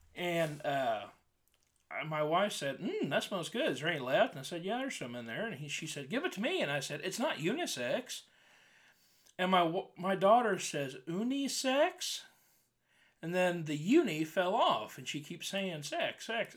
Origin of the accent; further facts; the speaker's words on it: Wilkinson, Indiana, United States; my dad went to the elementary school in Wilkinson, Indiana.